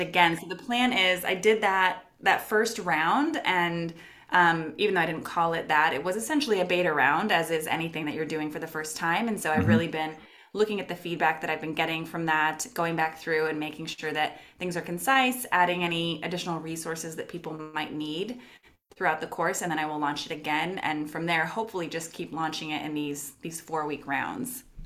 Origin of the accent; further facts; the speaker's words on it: Los Angeles, California, United States; moved away as an adult; now in Portland, United States; I moved from Los Angeles, California, which is where I'm from, to Portland, Oregon.